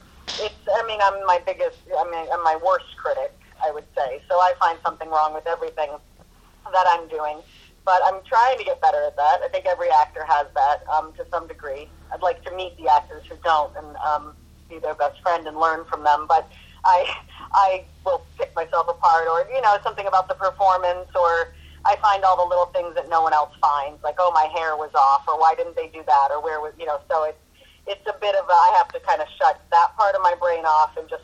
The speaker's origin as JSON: {"language": "English", "region": "New England", "country": "United States", "tie": "born or raised there", "said": "I grew up in New England"}